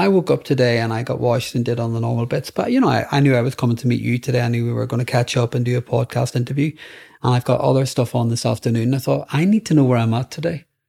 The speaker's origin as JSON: {"language": "English", "region": "Northern Ireland", "country": "United Kingdom", "tie": "born or raised there", "said": "growing up in Northern Ireland."}